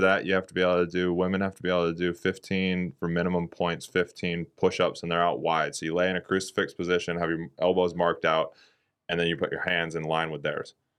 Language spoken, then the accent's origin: English; Redding, California, United States; moved away; also born or lived in New Zealand; I'm from Redding, California